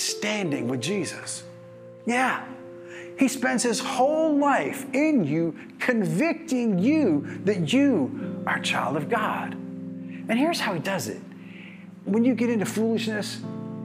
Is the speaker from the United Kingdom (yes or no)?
no; United States